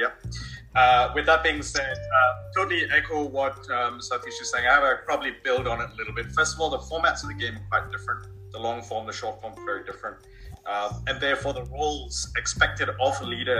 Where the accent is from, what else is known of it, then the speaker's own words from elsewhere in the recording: Australia; now in London, United Kingdom; I am a Australian-born Londoner at the moment.